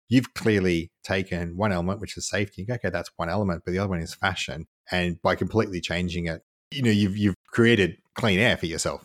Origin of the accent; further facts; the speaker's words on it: Canberra, Australian Capital Territory, Australia; I grew up in Canberra